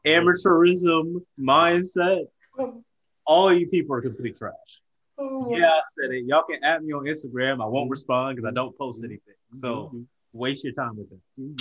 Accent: Columbus, Ohio, United States; moved away; Born and raised in Columbus, Ohio.

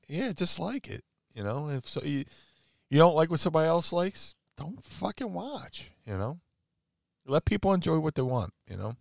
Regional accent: Atlantic City, New Jersey, United States; I was growing up in Atlantic City at the time

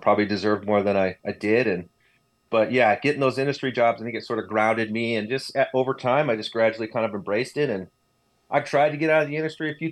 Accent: Northeast Ohio, United States; I grew up in Northeast Ohio, actually like east of Cleveland up on Lake Erie

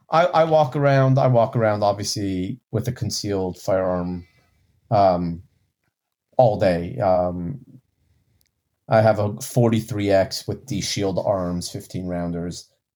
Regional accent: Texas, United States; I'm from Texas.

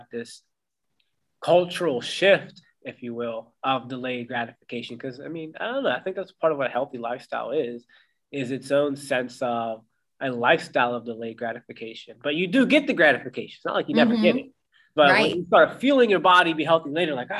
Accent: Pittsburgh, Pennsylvania, United States; born or raised there; moved away as an adult; also born or lived in Austin, Texas

